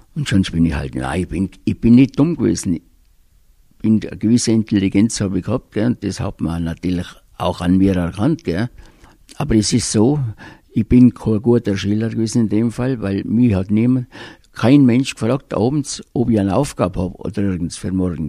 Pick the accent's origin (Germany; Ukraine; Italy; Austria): Austria; Höfen, Tyrol; ich bin aufgewachsen in Höfen bei Reute